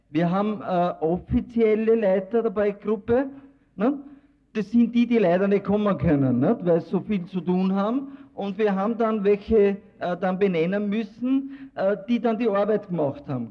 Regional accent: Austria; bei uns in Österreich

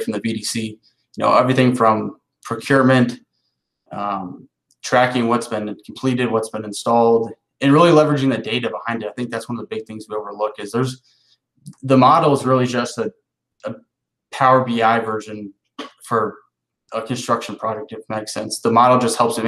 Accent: Ohio, United States; moved away as an adult; now in Southeast, United States; where I grew up in Ohio

